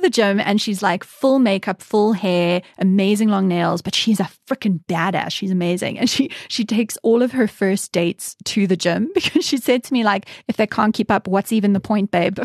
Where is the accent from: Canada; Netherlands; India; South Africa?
South Africa; moved away as an adult; now in United Kingdom; my standards for hikes as a South African